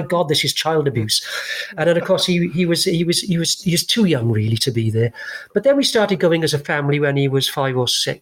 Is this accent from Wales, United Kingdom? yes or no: yes; Pontypridd, Wales, United Kingdom; also born or lived in Barry; I grew up playing rugby in Pontypridd